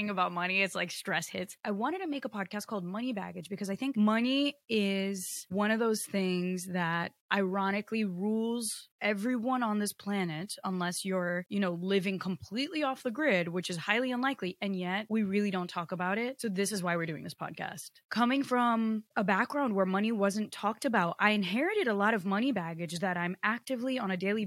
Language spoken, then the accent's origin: English; Connecticut, United States; English is a second language; also born or lived in Rio de Janeiro, Brazil; I was born in Rio in Brazil, and I should not be speaking English right now because I was not programmed to, and like no one in my family was American. But when I was 5 years old, my mom moved my two siblings and I to Connecticut